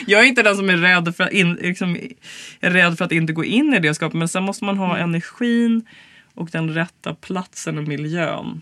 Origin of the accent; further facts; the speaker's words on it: Stockholm, Stockholm County, Sweden; also born or lived in United States; jag är ju stockholmare